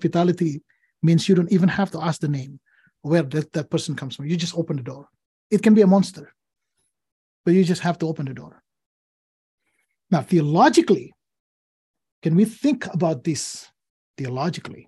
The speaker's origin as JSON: {"language": "English", "country": "Indonesia", "tie": "born or raised there", "second_language": "English", "moved": "as an adult", "lives_now": "Portland, United States", "said": "I grew up in Indonesia"}